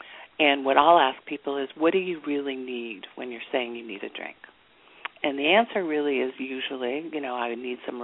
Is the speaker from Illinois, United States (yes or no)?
no; New York, United States; accent: New York; my New York accent